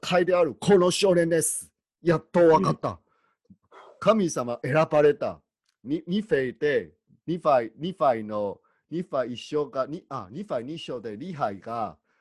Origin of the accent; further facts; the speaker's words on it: Taiwan; 私、台湾人としては